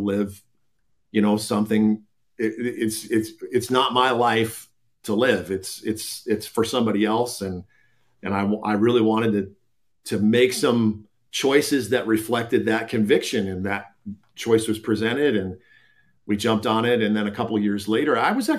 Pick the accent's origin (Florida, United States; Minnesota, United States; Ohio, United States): Minnesota, United States; Minneapolis; moved away as an adult; also born or lived in Iowa; now in Colorado, United States; I was born and raised in the Twin Cities, grew up in Minnesota